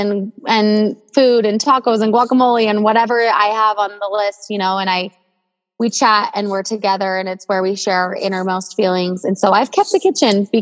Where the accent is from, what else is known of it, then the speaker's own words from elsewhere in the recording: Provo, Utah, United States; moved away as an adult; also born or lived in Southern California; We currently live in our hometown of Provo, Utah.